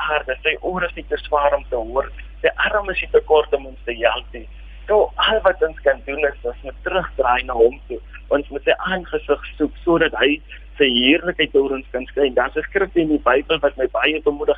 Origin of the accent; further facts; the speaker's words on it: Springbok, Northern Cape, South Africa; Ja, ek is gebore hier op Springbok. Ek het grootgeword in die omgewing